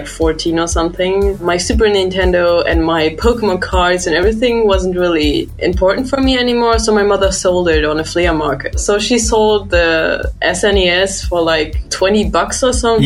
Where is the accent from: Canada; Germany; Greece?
Germany; accent: German; English is a second language; English isn't my mother language